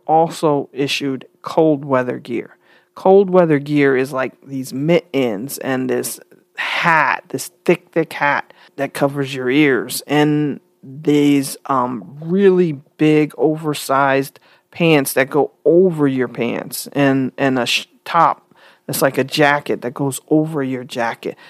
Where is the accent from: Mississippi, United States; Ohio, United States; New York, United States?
New York, United States; I was from New York